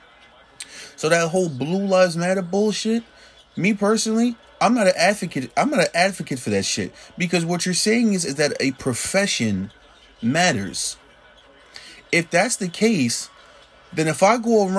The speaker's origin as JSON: {"language": "English", "town": "Jersey City", "region": "New Jersey", "country": "United States", "tie": "born or raised there", "said": "I grew up in Jersey City, New Jersey."}